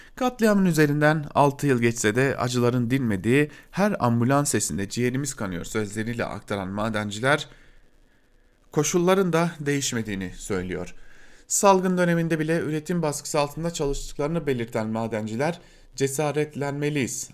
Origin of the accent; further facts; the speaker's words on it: Diyarbakır, Diyarbakır Province, Turkey; ben bir Diyarbakırlı olarak